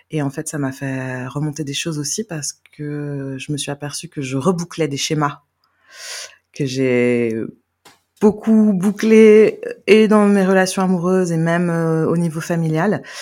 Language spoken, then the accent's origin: French; Carnac, Brittany, France; also born or lived in Vannes; je viens de Bretagne je suis née à Vannes voilà et donc ben, je suis née sous X et donc euh, adoptée à l'âge de trois mois. Et puis j'ai grandi euh, à Carnac.